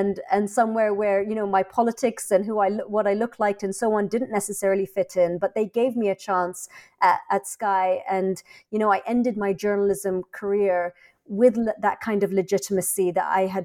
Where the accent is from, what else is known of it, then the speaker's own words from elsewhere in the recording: London, United Kingdom; also born or lived in Egypt; I was born in London, I grew up in London